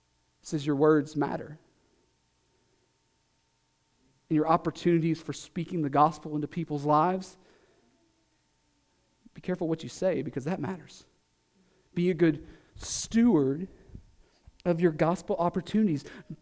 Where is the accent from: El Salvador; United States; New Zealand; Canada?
United States; the South; I'm just enough from the South to know that there's a lot of things that salt makes better, like watermelon.